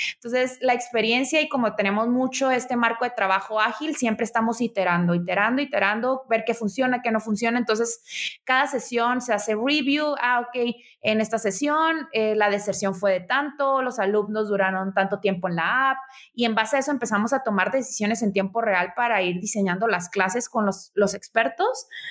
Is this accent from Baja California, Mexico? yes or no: yes; Tijuana, Baja California, Mexico; moved away; also born or lived in Mexico City; soy originaria de Tijuana